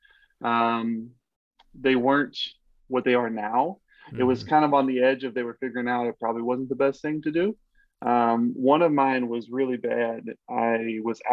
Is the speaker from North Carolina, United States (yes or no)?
no; Pittsburg, Texas, United States; moved away as an adult; now in Chicago, United States; I'm from Texas originally, born and raised on a farm, you know, grew up on like 80 something acres